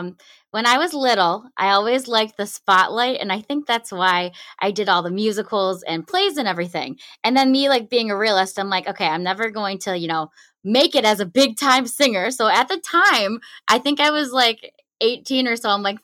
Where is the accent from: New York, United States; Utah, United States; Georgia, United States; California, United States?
New York, United States; Lancaster; You got it. Lancaster, New York.